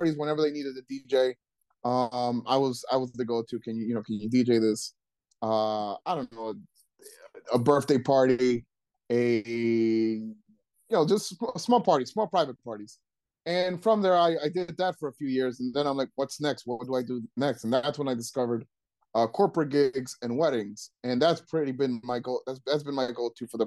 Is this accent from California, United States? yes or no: no; Trenton, New Jersey, United States; I grew up in Trenton.